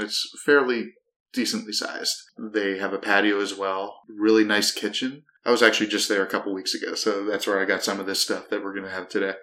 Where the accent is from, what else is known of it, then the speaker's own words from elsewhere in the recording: outside of Akron, Ohio, United States; I am from Ohio, so like it's, and I grew up about a half hour, 45 minutes outside of Akron